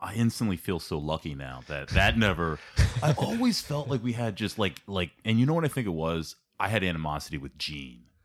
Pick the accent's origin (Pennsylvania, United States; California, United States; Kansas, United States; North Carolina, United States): Pennsylvania, United States; Ambler; I grew up in Ambler, I grew up in South Ambler